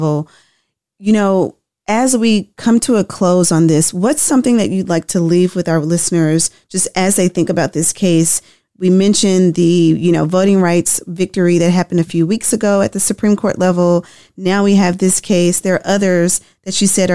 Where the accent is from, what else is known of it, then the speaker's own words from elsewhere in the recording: Tennessee, United States; I'm from Tennessee